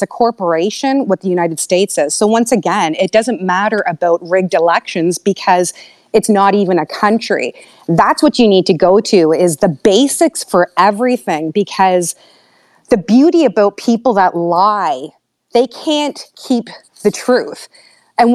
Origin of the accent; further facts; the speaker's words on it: Canada; I'm from Canada.